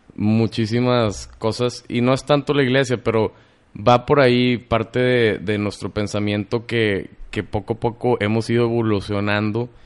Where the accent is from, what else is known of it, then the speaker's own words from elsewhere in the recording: Mexico; somos los mexicanos